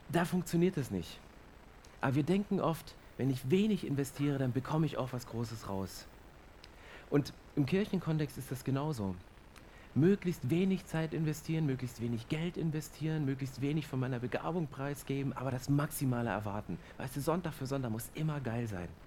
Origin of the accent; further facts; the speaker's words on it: Germany; Und ich bin Deutscher und ich mag es zu prüfen, ich mag es zu kontrollieren.